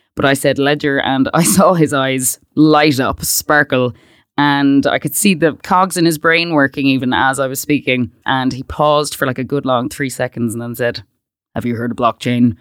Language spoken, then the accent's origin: English; Westport, Connacht, Ireland; moved away as an adult; I grew up in Westport, which, for anyone that doesn't know, it's a kind of a big town.